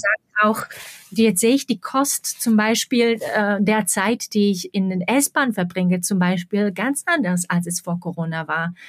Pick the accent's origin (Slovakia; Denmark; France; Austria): Slovakia; German is a second language; moved away as an adult; also born or lived in Prague, Czech Republic; now in Berlin, Germany; ich bin aus der Slowakei weggezogen in den späten 90er Jahren